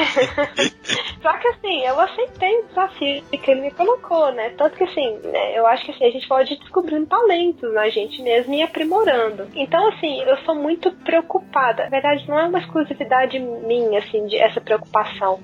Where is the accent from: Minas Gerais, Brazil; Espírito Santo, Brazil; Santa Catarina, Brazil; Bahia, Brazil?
Minas Gerais, Brazil; Uberaba; moved away as an adult; also born or lived in Goiás; lá na minha terra, ostentar meu PlayStation. Cheguei, em Uberaba